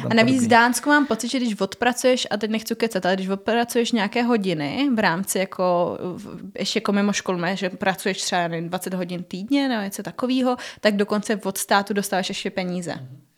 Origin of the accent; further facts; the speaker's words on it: Havířov, Moravian-Silesian Region, Czechia; Eh, vyšla jsem z Havířova, to je hodně na východě